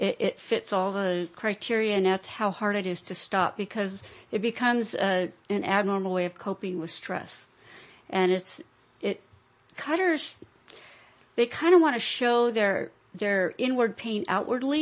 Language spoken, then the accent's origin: English; Atascadero, California, United States; moved away as an adult; also born or lived in Modesto area, California; now in Modesto, United States; I'm a Californian, born and raised. But I'm from Atascadero, which is near San Luis Obispo and Moro Bay